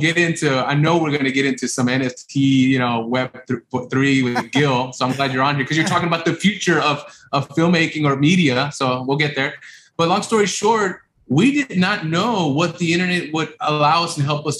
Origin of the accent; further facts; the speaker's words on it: Los Angeles, California, United States; we're from South Central LA, immigrant parents that came in over in the 80s, and you know, grew up in rough areas